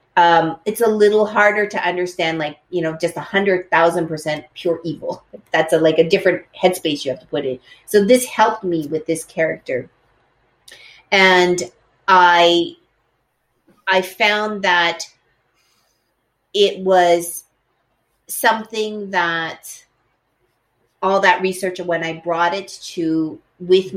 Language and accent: English; Edmonton, Alberta, Canada; when I was growing up, at that time there were no no Asians um, in in the place that I lived. I lived in Edmonton, in Alberta, in Canada.